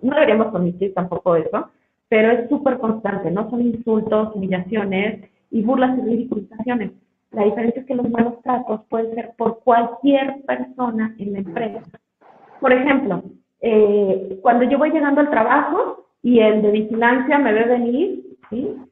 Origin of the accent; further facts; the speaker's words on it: Mexico; como mexicanos